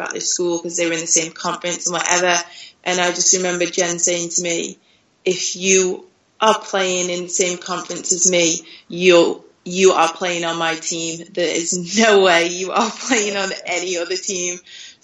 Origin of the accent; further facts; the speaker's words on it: United Kingdom; moved away as an adult; now in France; being British